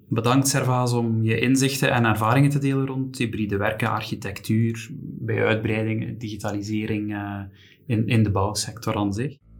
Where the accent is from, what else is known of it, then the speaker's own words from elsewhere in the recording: Belgium; als Belgen